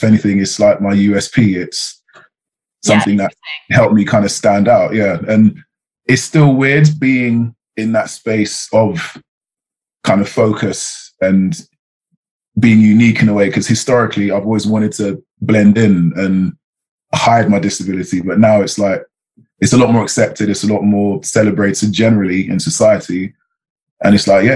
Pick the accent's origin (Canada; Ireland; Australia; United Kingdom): United Kingdom; London; I'm from England. I'm from London